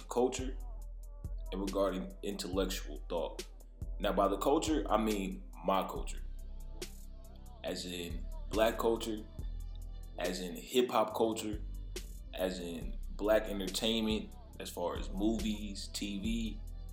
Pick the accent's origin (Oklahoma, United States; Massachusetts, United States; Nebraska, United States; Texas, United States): Nebraska, United States; Omaha; now in Atlanta, United States; I'm originally from Omaha, Nebraska.